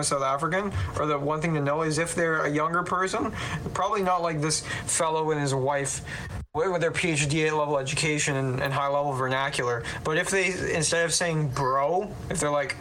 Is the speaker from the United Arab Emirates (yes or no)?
no; Canada; being Canadian